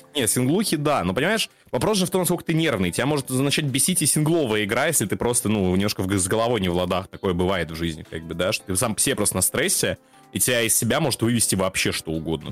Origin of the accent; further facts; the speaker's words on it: Belarus; moved away; у меня этот период пришелся на жизнь в Беларуси